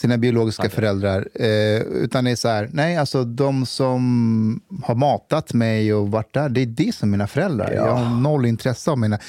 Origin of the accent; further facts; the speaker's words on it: Stockholm, Stockholm County, Sweden; som stockholmare